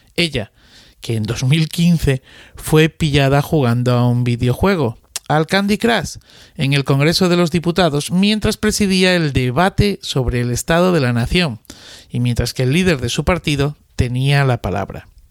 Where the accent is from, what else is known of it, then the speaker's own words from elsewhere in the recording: Madrid, Community of Madrid, Spain; los familiares de mi pueblo que venían a hacer la milia a Madrid se alojaban en mi casa